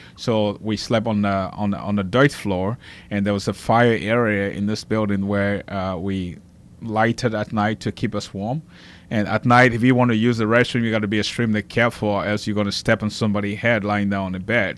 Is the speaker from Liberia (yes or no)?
yes; Liberia; now in Lafayette, United States; I grew up doing in Liberia